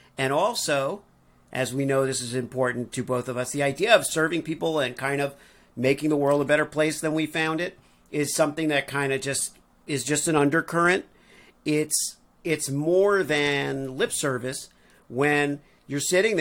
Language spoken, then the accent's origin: English; Missouri, United States; I'm from Missouri